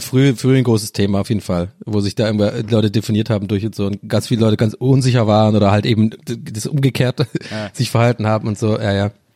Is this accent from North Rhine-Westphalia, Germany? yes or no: no; Tübingen, Baden-Württemberg, Germany; bei uns in Tübinger um, äh, Umgebung